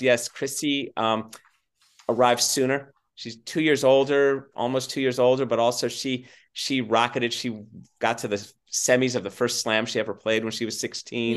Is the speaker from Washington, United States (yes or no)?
no; Southern California, United States; I grew up in Southern California on fast hard courts